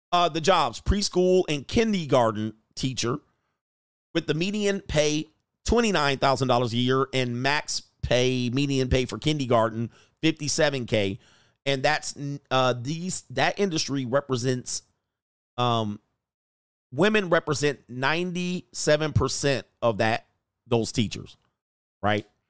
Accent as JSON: {"language": "English", "country": "Canada", "said": "a Canadian citizen"}